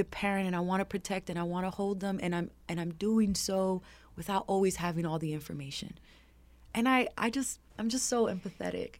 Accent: New York City, New York, United States; growing up in Harlem

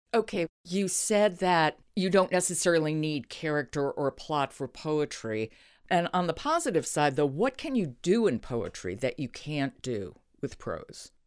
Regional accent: New York, United States; I'm from New York, another place that you really do get made fun of a lot

